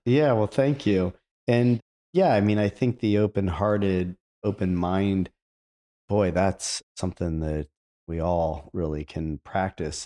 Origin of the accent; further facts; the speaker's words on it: Akron, Ohio, United States; I grew up in Akron